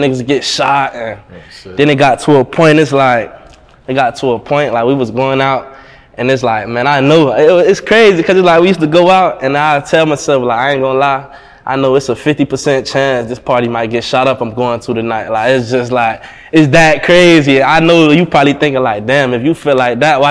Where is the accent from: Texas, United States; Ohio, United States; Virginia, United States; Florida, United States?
Florida, United States; Miami; growing up in Miami, it taught me how to move a certain way